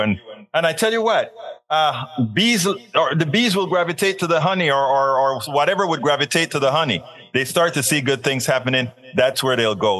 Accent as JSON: {"language": "English", "country": "Panama", "said": "I'm from Panama, I'm black, and I'm Caribbean, I'm Latino."}